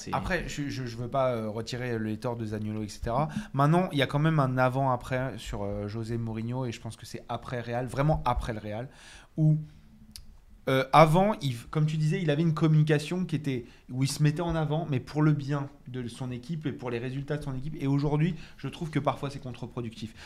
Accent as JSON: {"language": "French", "town": "Paris", "region": "Île-de-France", "country": "France", "said": "je viens de Paris"}